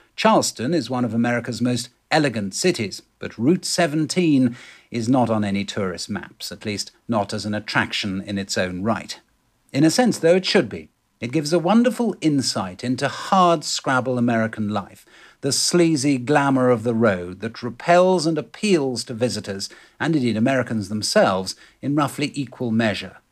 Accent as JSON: {"language": "English", "region": "England", "country": "United Kingdom", "also_born_or_lived": "London", "moved": "as an adult", "lives_now": "United States", "said": "as we English know, having grown up with rattling windows and mouldy grouting"}